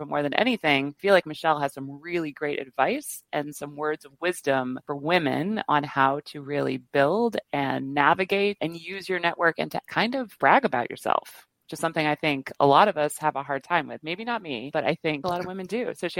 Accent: Chicago, Illinois, United States; Blue Dog Design in Chicago, my hometown.

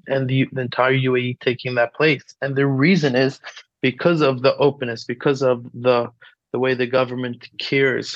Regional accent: New York City, New York, United States; moved away as an adult; also born or lived in Chicago / Manchester / Morocco; now in Abu Dhabi, United Arab Emirates; growing up in Brooklyn, then I studied in Chicago and Manchester, and I lived in Morocco by my sister Hannah for almost 3 years

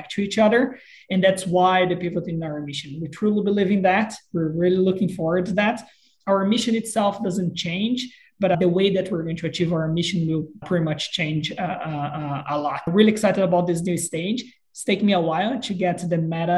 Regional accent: Brazil; moved away; I'm originally from Brazil

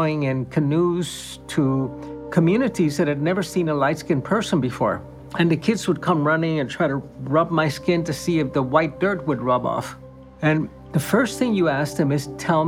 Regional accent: Cuba; moved away; I was born and raised in Cuba

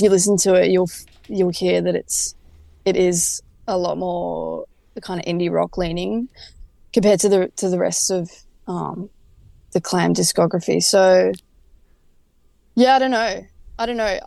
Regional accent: Frankston, Victoria, Australia; now in Melbourne, Australia; I moved up to the city from Frankston, which is where we grew up

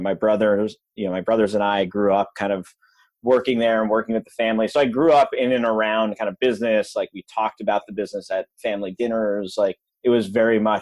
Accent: a suburb outside of Albany, New York, United States; I grew up in upstate New York in a suburb outside of Albany, New York

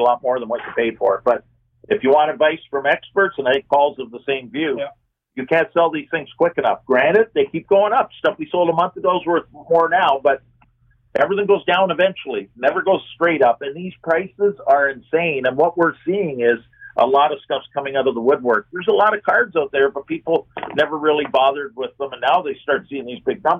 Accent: Hamilton, Ontario, Canada; moved away; I'm from Hamilton originally

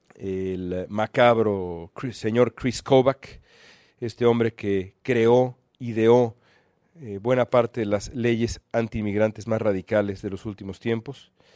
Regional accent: Mexico; moved away as an adult; now in United States; como periodista mexicano

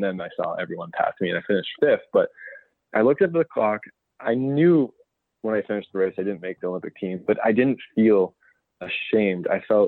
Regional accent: Ancaster, Ontario, Canada; I was working with a school in my hometown in Ancaster, Ontario

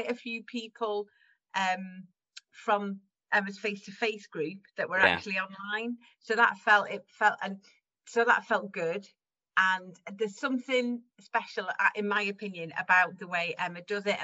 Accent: Caernarfon, Wales, United Kingdom; I grew up in Wales, in very Welsh Wales, in Carnarvon.

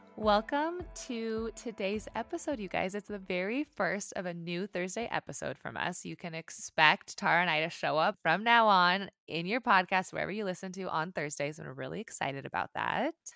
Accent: Montana, United States; I grew up in Montana

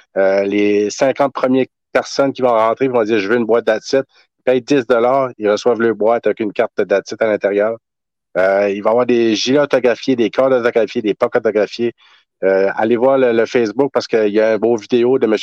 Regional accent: Tracadie-Sheila, New Brunswick, Canada; Je suis originaire de Nouveau-Brunswick, euh, tracadie shayla

